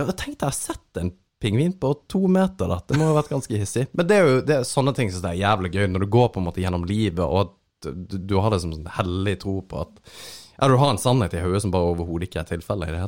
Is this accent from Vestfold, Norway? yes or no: no; Kristiansand, Agder, Norway; now in Helgeland, Norway; Jeg er tilflytteren fra Kristiansand, som er flytta til Helgeland.